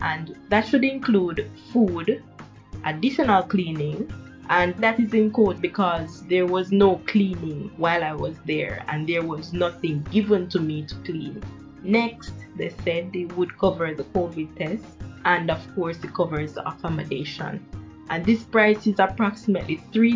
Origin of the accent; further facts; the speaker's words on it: Jamaica; moved away as an adult; also born or lived in Canada; Now, I am traveling from Jamaica.